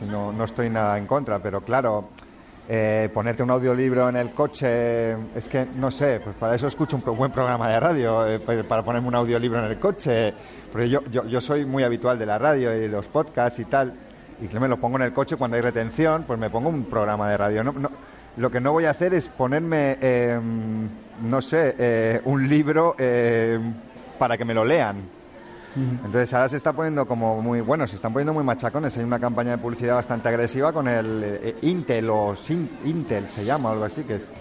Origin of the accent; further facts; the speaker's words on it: Barberà del Vallès, Catalonia, Spain; also born or lived in L'Hospitalet de Llobregat; yo que soy de Barbará, de Hospitalet y del mundo